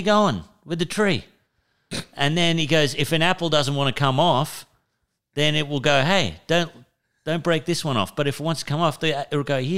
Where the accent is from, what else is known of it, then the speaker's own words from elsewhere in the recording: Moree, New South Wales, Australia; I said, you know, Moree